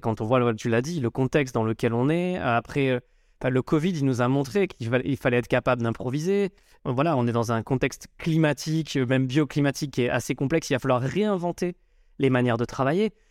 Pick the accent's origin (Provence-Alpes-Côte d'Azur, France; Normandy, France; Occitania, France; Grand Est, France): Provence-Alpes-Côte d'Azur, France; Marseille; moved away as an adult; now in Paris, France; je suis originaire de Marseille, j'ai débarqué à Paris il y a bientôt 20 ans